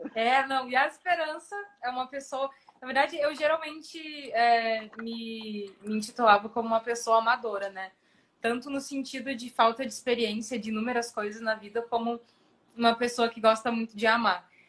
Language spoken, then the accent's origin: Portuguese; Porto Alegre, Rio Grande do Sul, Brazil; also born or lived in São Paulo; eu sou de Porto Alegre, morei até os 20 anos aqui. Aí, com 20 anos, eu fui morar em São Paulo, morei três anos em São Paulo e voltei